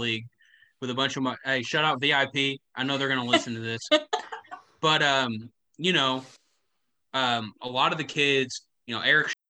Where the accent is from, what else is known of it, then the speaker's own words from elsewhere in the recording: Indiana, United States; also born or lived in Kentucky; now in Atlanta, United States; this kid from Indiana